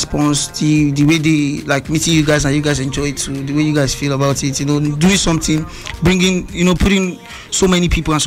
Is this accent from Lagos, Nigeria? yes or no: yes; Lagos, Nigeria; I grew up in First Stack. So growing up there